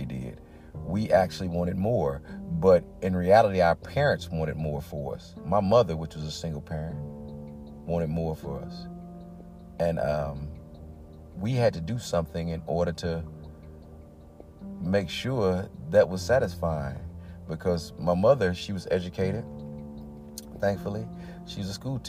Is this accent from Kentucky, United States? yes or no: no; East St. Louis, Illinois, United States; moved away as an adult; also born or lived in Madison, Illinois / Clarksville, Tennessee; I'm from Madison, Illinois, East St. Louis originally, but I lived in Madison doing grade school as well.